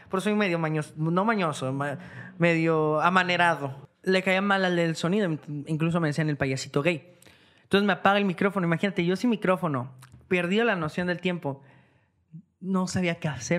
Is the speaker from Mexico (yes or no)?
yes; Guadalajara, Jalisco, Mexico; moved away as an adult; now in Tijuana, Mexico; soy de Guadalajara, soy de aquí